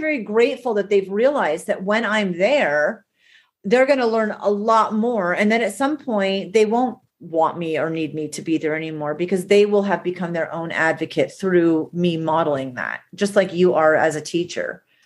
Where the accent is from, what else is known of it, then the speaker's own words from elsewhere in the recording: New England, United States; I'm from New England.